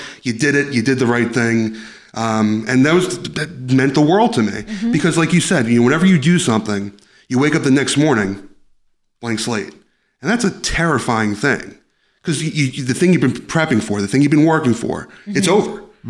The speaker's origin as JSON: {"language": "English", "town": "Yonkers", "region": "New York", "country": "United States", "tie": "born or raised there", "said": "I grew up in Yonkers."}